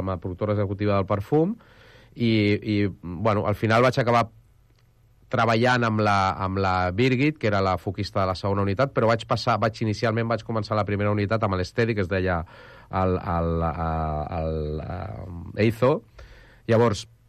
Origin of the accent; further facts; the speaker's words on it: Arenys, Catalonia, Spain; jo sóc d'Arenys